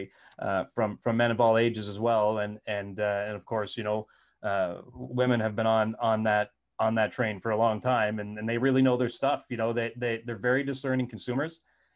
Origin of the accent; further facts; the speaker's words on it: New Brunswick, Canada; moved away as an adult; also born or lived in Alberta; I grew up in New Brunswick.